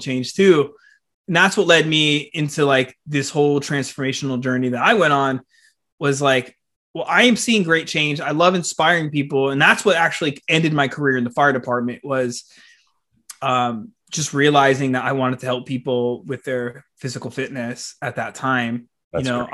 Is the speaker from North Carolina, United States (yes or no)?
no; South Florida, United States; growing up in the South Florida scene